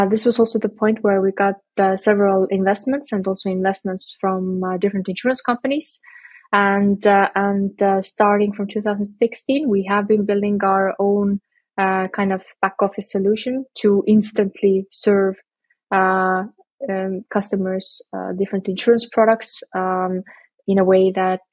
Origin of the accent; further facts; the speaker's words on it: Estonia; now in Berlin, Germany; we are from Estonia